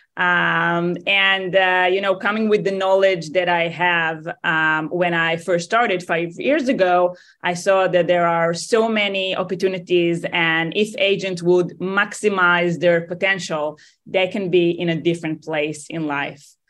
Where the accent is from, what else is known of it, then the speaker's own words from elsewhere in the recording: Tel Aviv, Tel Aviv District, Israel; accent: Israeli; moved away; I'm originally from Tel Aviv, Israel